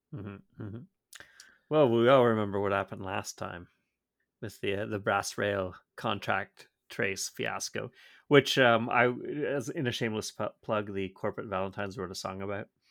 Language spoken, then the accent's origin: English; Georgetown, Ontario, Canada; when I was growing, growing up in Georgetown